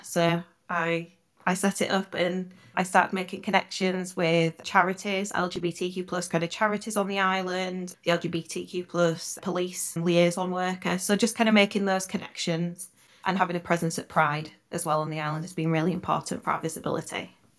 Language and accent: English; Yorkshire and the Humber, United Kingdom; I spent a lot of time with my grandparents, uh, growing up in Yorkshire